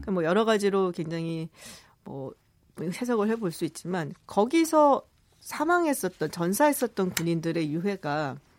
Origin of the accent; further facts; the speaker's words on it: South Korea; 저도 한국 사람이라